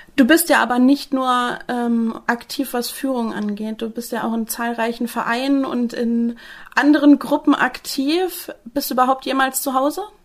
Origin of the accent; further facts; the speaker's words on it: Northern Germany, Germany; jetzt als Norddeutsche